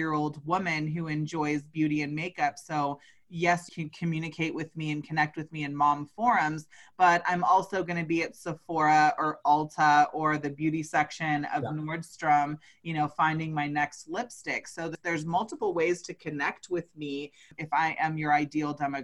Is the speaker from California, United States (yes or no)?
yes; California, United States; I'm originally from California, so I grew up in the heart of cannabis culture